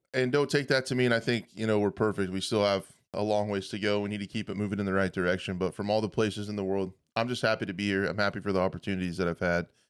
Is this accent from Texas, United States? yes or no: no; western Kansas, United States; I grew up on a small farm, like, in a trailer house in the middle of western Kansas